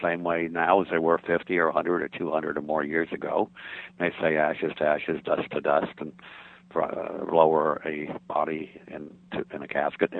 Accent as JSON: {"language": "English", "country": "United States", "said": "the real religion we were raised with in the United States as children"}